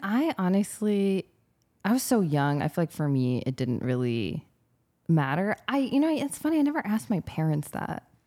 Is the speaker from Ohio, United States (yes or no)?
no; California, United States; moved away as an adult; also born or lived in United Kingdom / Detroit; now in Louisiana, United States; I grew up in California